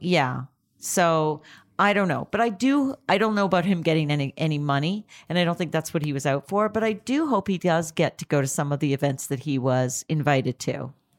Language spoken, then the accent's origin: English; Canada; now in United States; I'm Canadian originally